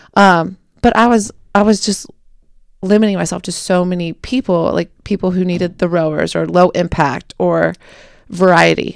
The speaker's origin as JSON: {"language": "English", "town": "Cincinnati", "region": "Ohio", "country": "United States", "moved": "as an adult", "lives_now": "Kentucky, United States", "said": "I'm mostly based in Kentucky, but I'm from Cincinnati"}